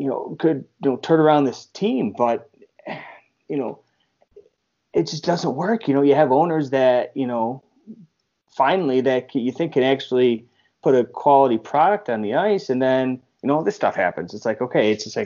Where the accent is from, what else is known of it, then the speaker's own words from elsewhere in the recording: Buffalo, New York, United States; now in Rochester, United States; growing up in Buffalo